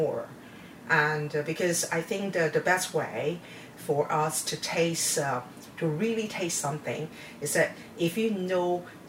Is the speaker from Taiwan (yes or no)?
yes; Taiwan; moved away; I was born in Taiwan, and my grandparents live in the village. So whenever we have holidays, we always went back to the village